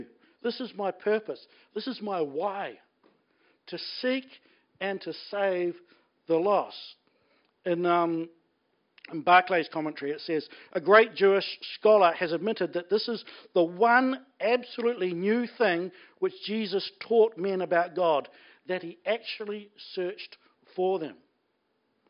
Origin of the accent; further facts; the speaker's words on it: Blenheim, Marlborough, New Zealand; I grew up in Blenheim